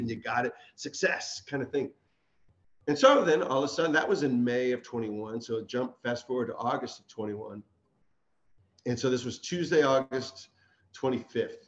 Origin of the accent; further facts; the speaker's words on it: Dale City, Virginia, United States; I'm from Dale City